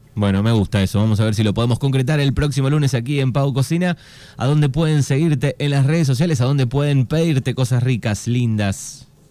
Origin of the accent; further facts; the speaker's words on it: Argentina; nosotros los argentinos